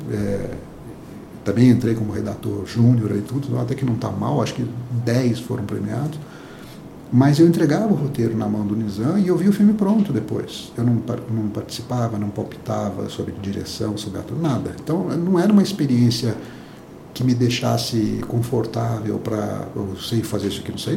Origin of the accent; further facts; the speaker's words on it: southern Minas Gerais, Brazil; eu sou do sul de Minas, uma cidade na época muito menor que é hoje